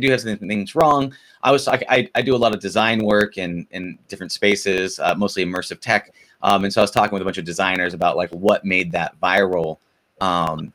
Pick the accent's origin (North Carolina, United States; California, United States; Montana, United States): California, United States; Southern; I'm a Southern California guy